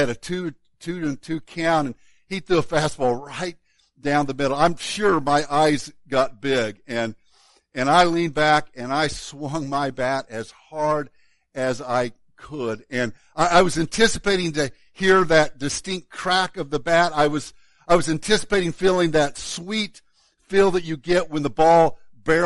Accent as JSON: {"language": "English", "town": "Woodlawn", "region": "Illinois", "country": "United States", "tie": "born or raised there", "said": "my hometown of Woodlawn, Illinois"}